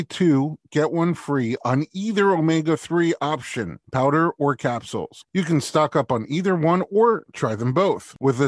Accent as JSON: {"language": "English", "town": "New York City", "region": "New York", "country": "United States", "said": "I'm a New Yorker, too."}